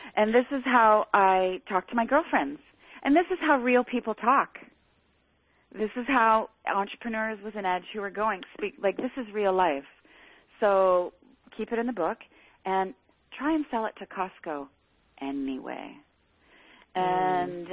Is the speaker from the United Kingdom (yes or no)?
no; Canada; I'm Canadian